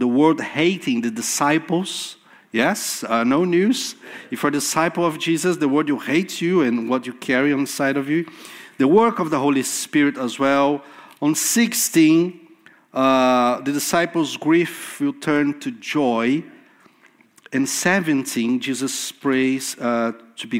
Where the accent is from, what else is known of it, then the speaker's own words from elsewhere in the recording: Brazil; first language Portuguese; English is a second language; moved away; I was in Brazil in December preaching in my mother tongue, in Portuguese.